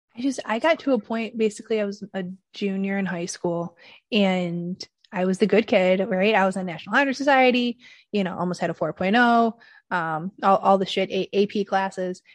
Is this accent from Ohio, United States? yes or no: no; Michigan, United States; I'm from Michigan, so it would snow.